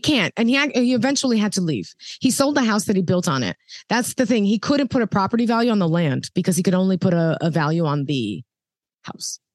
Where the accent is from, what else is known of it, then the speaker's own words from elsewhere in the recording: New York City, New York, United States; I saw the gentrification of Bushwick firsthand because I grew up in Bushwick